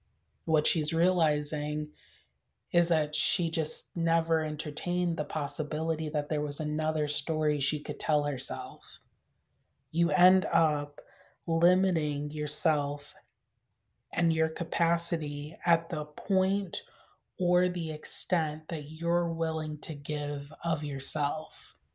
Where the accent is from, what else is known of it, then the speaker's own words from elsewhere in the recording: Michigan, United States; I grew up in Michigan, in the middle of winter in Michigan. And it was freezing.